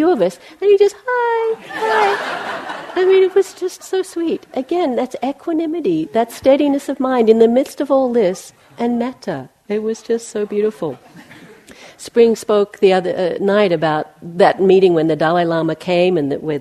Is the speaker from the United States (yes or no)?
no; Australia; moved away as an adult; also born or lived in McLeod Ganj, India; When I left Australia, I'm from Australia, I left there in 1980, and I went to Asia